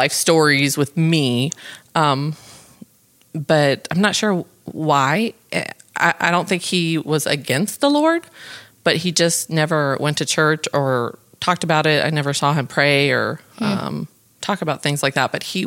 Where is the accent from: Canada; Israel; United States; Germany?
United States; New Braunfels, Texas; I am from New Braunfels, Texas, which born and raised